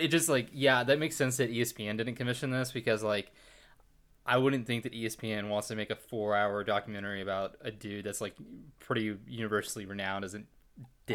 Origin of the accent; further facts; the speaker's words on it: Plano, Texas, United States; We're from Plano